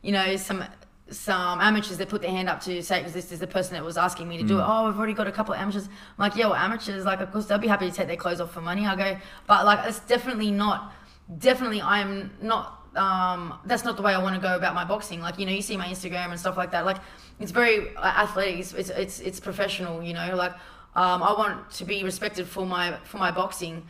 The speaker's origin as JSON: {"language": "English", "country": "Australia", "said": "being Australian and having my looks in America"}